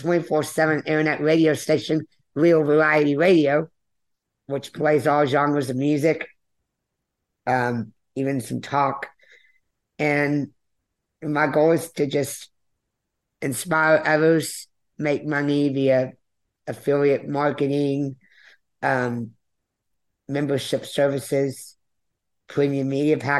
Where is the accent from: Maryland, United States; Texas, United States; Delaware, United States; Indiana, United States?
Texas, United States; Conroe; also born or lived in Cancun, Mexico; I was born in June of 1993, near Houston, Texas, in Conroe